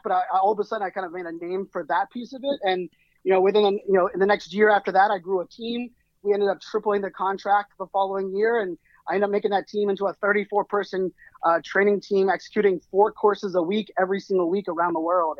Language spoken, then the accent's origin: English; Pittsburgh, Pennsylvania, United States; moved away; I grew up in Pittsburgh, Pennsylvania, and you know, uh, even some of my family that are still there, they've never left the city or the state